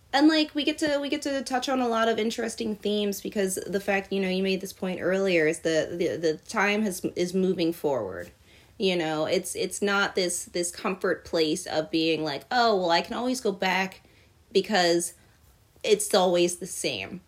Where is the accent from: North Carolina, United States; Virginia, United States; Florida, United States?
Virginia, United States; I grew up in Virginia